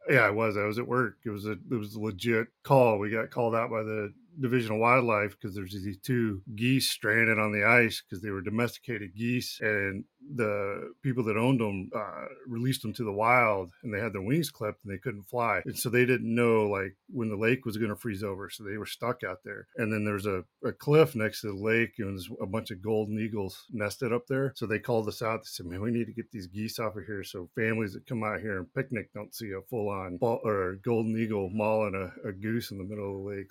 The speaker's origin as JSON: {"language": "English", "town": "Duncanville", "region": "Texas", "country": "United States", "tie": "born or raised there", "also_born_or_lived": "Austin, Texas", "said": "I was born in Austin, Texas, grew up in, in, uh, Dallas, Texas, in a little town, uh, Duncanville"}